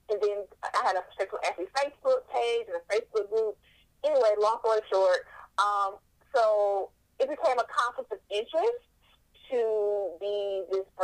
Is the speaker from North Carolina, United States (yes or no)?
yes; North Carolina, United States; I was born and raised in North Carolina. I am from the South.